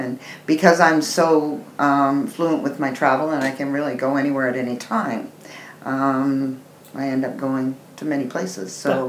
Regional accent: Grimsby, Ontario, Canada; I'm from Niagara Falls area. I was born in Grimsby, Ontario.

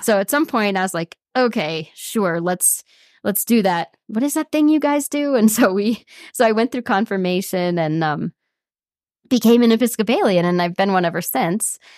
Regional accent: Sioux Falls, South Dakota, United States; I grew up in South Dakota, um, in Sioux Falls, which is a kind of middle-sized city on the far east of that state

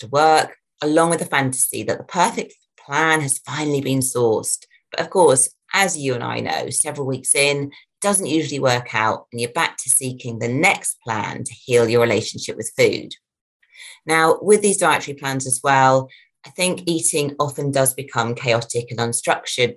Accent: United Kingdom; being a British person

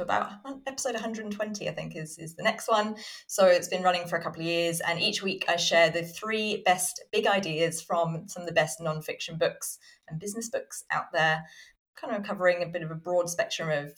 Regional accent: Southampton, South East England, United Kingdom; I was born in Southampton in the UK

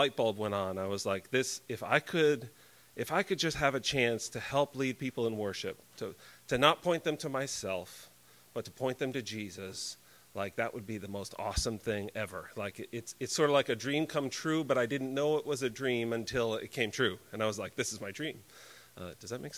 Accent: Connecticut, United States; I grew up in Connecticut in a Christian home

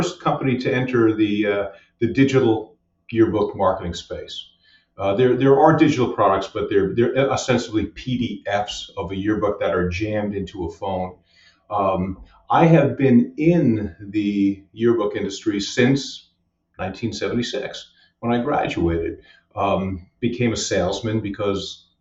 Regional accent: Westchester, New York, United States; moved away as an adult; also born or lived in Tampa, Florida; now in Long Island, United States; moved to Westchester when I was just a wee lad, and stayed there for 18 years

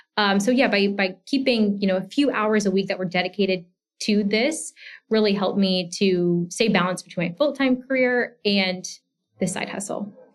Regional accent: Georgia, United States; moved away as an adult; also born or lived in Washington, D.C. area; I grew up in Georgia and I went to the University of Georgia

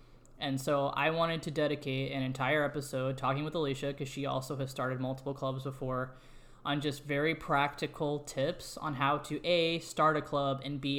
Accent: St. Louis, Missouri, United States; And I'd already been living in St. Louis at this point. I'm from St. Louis, but been living there for like as an adult for over a year.

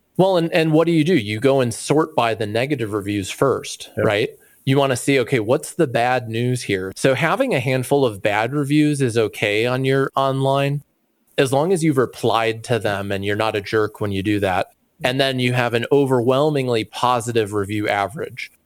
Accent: just outside of Chicago, Illinois, United States; I grew up just outside of Chicago

